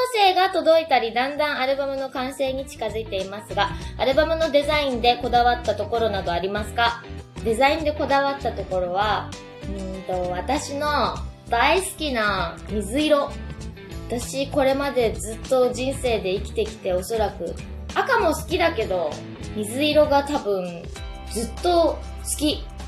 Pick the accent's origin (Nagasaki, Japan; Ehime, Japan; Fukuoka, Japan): Fukuoka, Japan; 福岡ビートステーション。私の地元で。